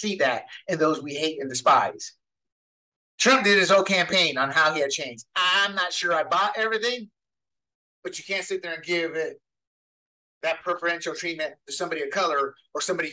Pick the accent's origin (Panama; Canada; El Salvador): Panama; now in United States; I was born and raised in Panama, where a joint was more accessible than liquor